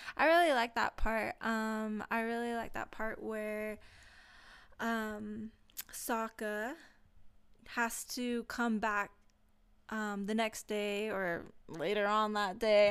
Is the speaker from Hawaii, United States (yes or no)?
yes; Hawaii, United States; I am Hawaiian